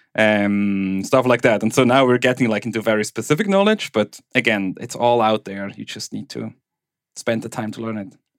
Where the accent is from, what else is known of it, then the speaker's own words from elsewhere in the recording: German-speaking Switzerland, Switzerland; accent: Swiss German; first language Swiss German; English is a second language; where I grew up in Switzerland